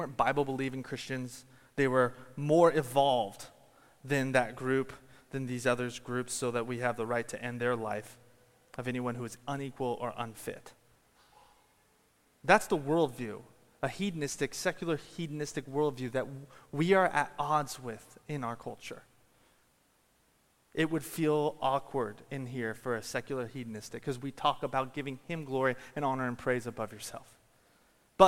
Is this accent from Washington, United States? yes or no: yes; Washington, United States; moved away; I come from Washington State